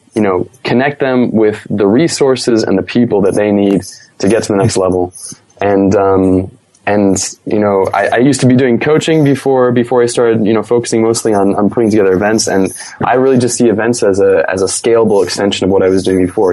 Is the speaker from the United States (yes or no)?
yes; United States; accent: American; moved away; I am natively from America.